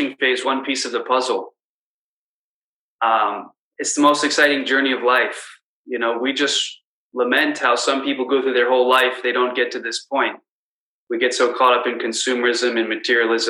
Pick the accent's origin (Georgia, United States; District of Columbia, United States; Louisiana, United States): District of Columbia, United States; Washington; now in Chicago, United States; I grew up in Washington, D.C., so it was in the suburbs